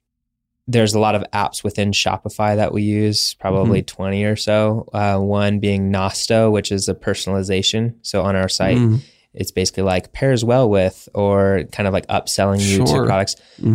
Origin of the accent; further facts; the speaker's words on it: Arizona, United States; Mackenzie Bauer, she's from Utah. I'm originally from Arizona.